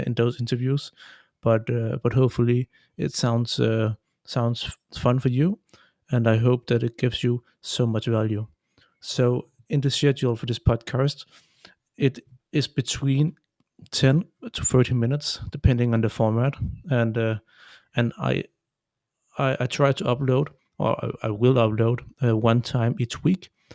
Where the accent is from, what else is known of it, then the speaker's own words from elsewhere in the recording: Denmark; I come from Denmark and I live near Copenhagen.